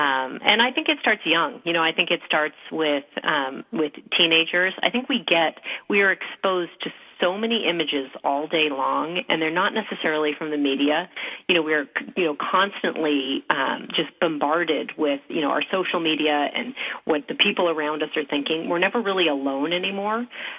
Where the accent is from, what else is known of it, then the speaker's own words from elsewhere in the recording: Los Angeles, California, United States; You know, I'm from Los Angeles.